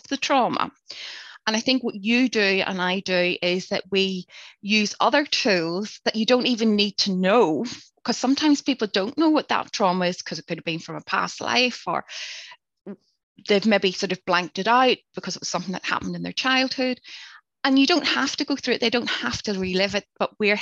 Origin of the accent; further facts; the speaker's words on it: Northern Ireland, United Kingdom; growing up in Northern Ireland during the Troubles